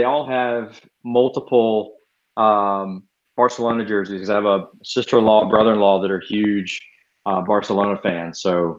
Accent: Atlanta, Georgia, United States; I am from Atlanta

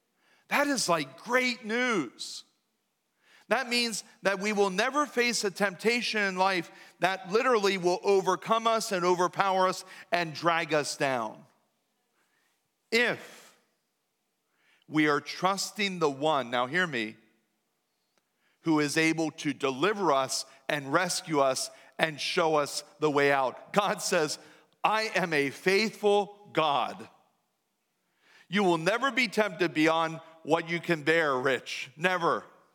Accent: New Danville, Pennsylvania, United States; Now, I was raised right in New Danville, where I was taught that you just don't say certain things out loud.

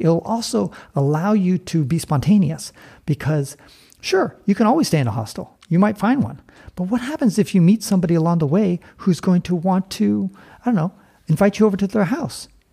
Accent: San Francisco, California, United States; moved away; I was born and raised in San Francisco

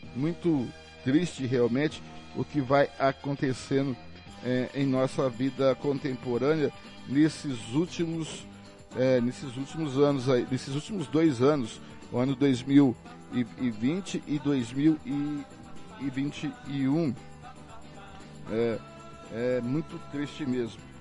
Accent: Angélica, Mato Grosso do Sul, Brazil; now in Campo Grande, Brazil; nós que somos de Angélica

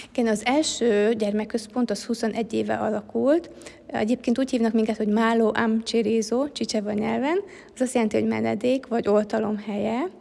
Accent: Hungary; moved away as an adult; now in Africa; én más kultúrában nőhettem föl

